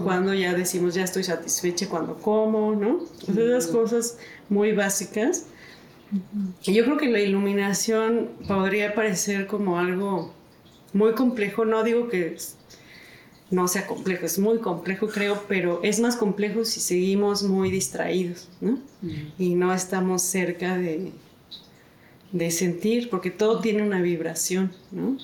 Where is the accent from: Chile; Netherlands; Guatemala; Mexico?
Mexico; mexicana, este, mujer